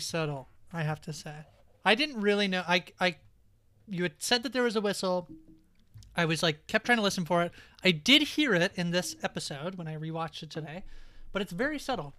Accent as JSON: {"language": "English", "country": "Canada"}